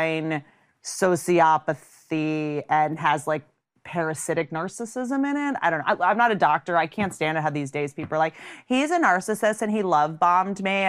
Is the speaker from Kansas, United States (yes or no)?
no; Washington, District of Columbia, United States; I grew up in D.C. I grew up half in D.C.